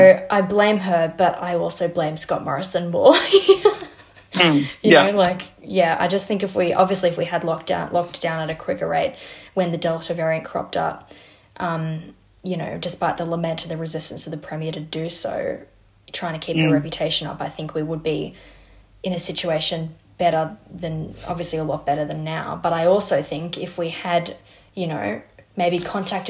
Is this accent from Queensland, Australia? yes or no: no; New South Wales, Australia; I'm from New South Wales